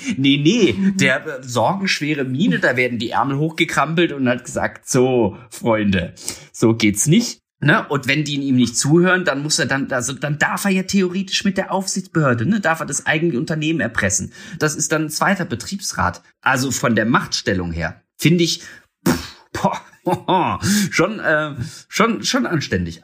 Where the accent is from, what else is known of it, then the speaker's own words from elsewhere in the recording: Germany; wir als Deutsche